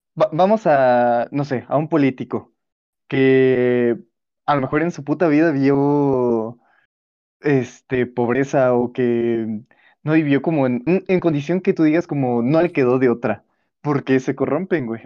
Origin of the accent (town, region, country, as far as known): Mexico